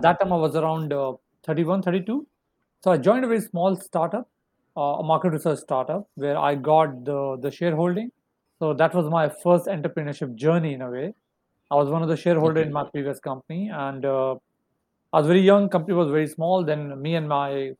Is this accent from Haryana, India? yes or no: yes; Faridabad, Haryana, India; moved away as an adult; also born or lived in Jakarta, Indonesia; I come from a place near Delhi. It's called Faridabad. So that's my hometown